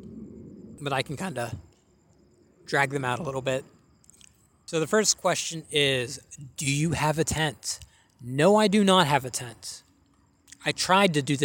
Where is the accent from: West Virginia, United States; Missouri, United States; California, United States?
West Virginia, United States; I'm not from Florida. I'm from West Virginia